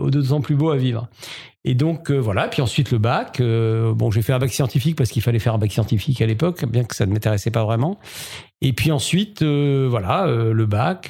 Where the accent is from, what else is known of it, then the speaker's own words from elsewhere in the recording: Strasbourg, Grand Est, France; moved away as an adult; also born or lived in Paris; je suis strasbourgeois, un vrai strasbourgeois, 100%. Et donc, j'ai grandi à Strasbourg